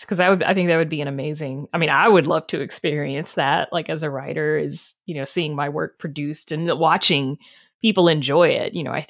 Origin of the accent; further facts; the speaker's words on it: the South, United States; I grew up in the South. I know.